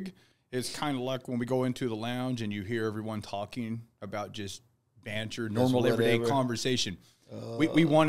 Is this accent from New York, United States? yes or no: no; Tennessee, United States; I'm from Tennessee, so I can barely speak English